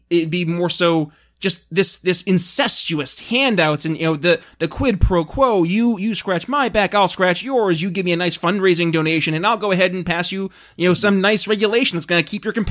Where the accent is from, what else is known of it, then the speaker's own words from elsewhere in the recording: New York, United States; my home state, New York